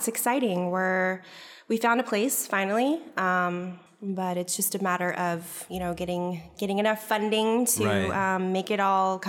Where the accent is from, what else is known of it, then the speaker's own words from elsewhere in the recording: San Francisco, California, United States; I was born in San Francisco, actually.